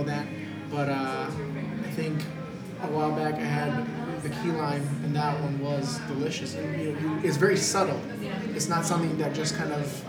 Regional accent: Michigan, United States; from up north in Michigan, where I'm from

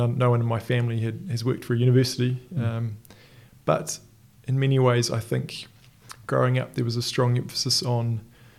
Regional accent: Auckland, New Zealand; moved away as an adult; also born or lived in Dublin / Sydney; now in Christchurch, New Zealand; I'm from Auckland originally

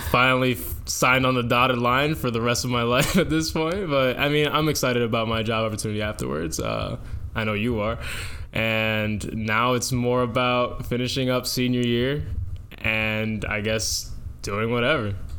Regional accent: Dover, New Jersey, United States; I come from Dover, New Jersey, in Morris County.

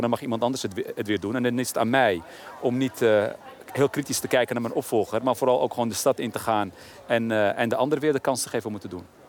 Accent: Amsterdam, North Holland, Netherlands; Ik ben in een tijd opgegroeid dat mijn eigen wijk, waar ik ben opgegroeid, in Oszor bijvoorbeeld, had je niet zoveel voorzieningen

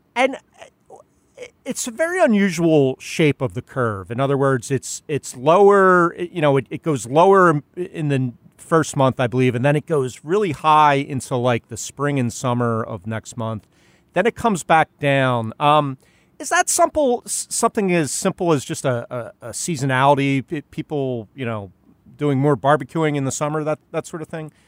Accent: Philadelphia, Pennsylvania, United States; born or raised there

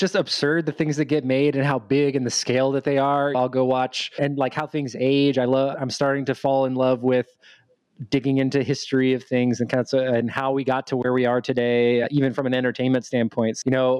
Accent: Dallas, Texas, United States; I am 32, going on 33 years old, and I am from Dallas, Texas. I wasn't born here, but I moved around a lot when I was younger, so I don't have that Texas accent

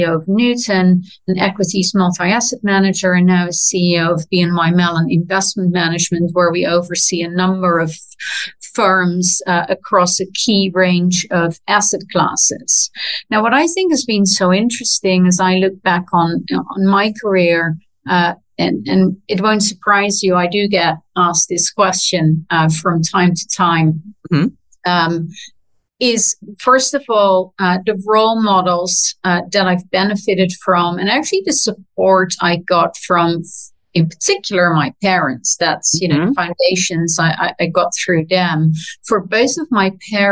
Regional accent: Netherlands; moved away; also born or lived in London; my generation growing up in the Netherlands

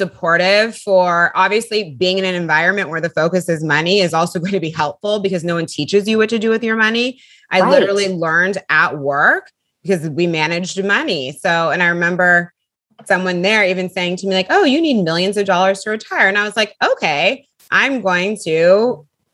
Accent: California, United States; moved away as an adult; also born or lived in Bay Area / Los Angeles; now in New York, United States; I'm from California

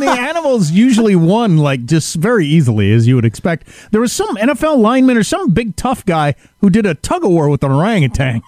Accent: Wisconsin, United States; I grew up in Wisconsin, which is the Badger state

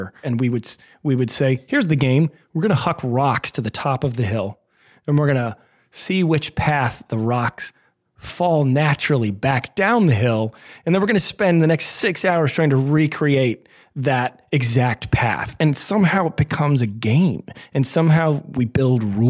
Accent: Pennsylvania, United States; I grew up in a pretty small town in Pennsylvania

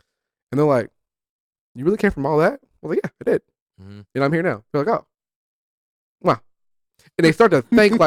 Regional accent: Oakland, California, United States; born and raised in Oakland, California

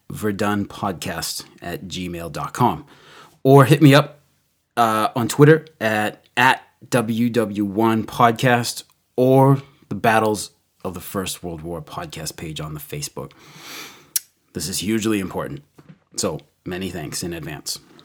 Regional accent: United States; as an American

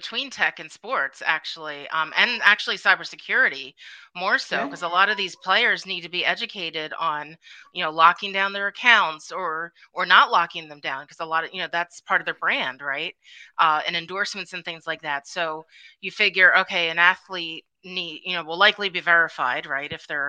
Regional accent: Philadelphia, Pennsylvania, United States; And I am representing my hometown, Philadelphia 76ers, and a very big game tonight, so I'm very excited.

